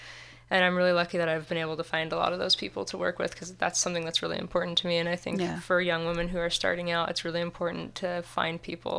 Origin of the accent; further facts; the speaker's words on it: San Clemente, California, United States; No, I'm actually not. I'm from Southern California as well. Yeah